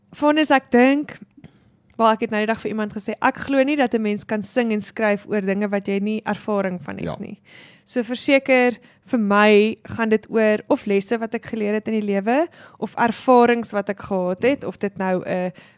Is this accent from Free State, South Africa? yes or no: yes; Clocolan, Free State, South Africa; ek het groot geword in Klokkelaan.